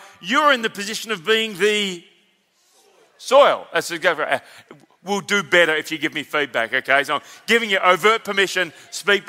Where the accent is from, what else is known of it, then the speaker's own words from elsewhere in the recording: Victoria, Australia; a Victorian on the platform